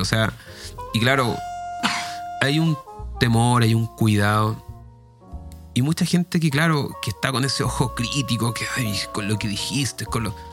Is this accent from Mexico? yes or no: no; Chile; mi pueblo es Chile